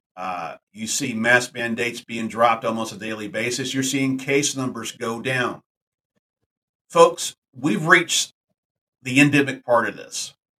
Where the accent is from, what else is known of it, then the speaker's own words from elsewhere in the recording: Texas, United States; my home state of Texas